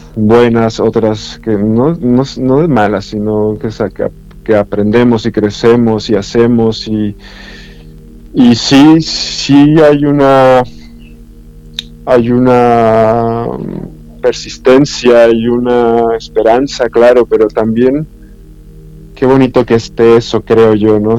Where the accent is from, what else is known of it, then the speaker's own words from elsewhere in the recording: Mexico; soy mexicano